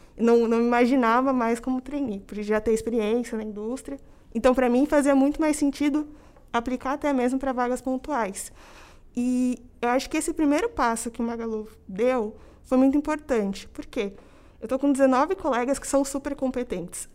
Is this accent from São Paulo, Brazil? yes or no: yes; Campinas, São Paulo, Brazil; moved away as an adult; now in São Paulo, Brazil; sou natural de Campinas, no interior de São Paulo